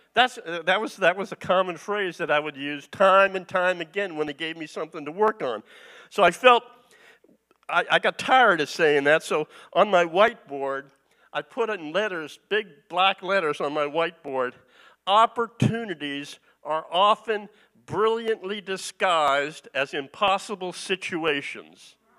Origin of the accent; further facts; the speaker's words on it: East Coast, United States; moved away as an adult; also born or lived in California; I'm originally from the East Coast